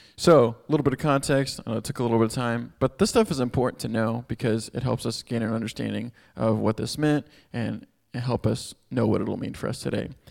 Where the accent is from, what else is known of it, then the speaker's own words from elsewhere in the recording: Houston, Texas, United States; moved away as an adult; I'm from Texas, grew up in Houston, uh, moved here six years ago to help start this Chi Alpha